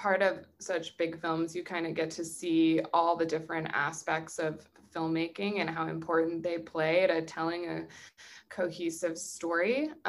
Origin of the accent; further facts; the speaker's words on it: New England, United States; Growing up in New England, we learned about Salem in a lot.